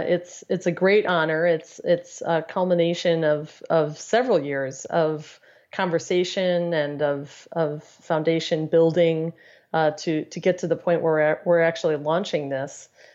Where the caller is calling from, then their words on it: Cleveland, Ohio, United States; I am located in Cleveland, Ohio, in snowy Cleveland, Ohio.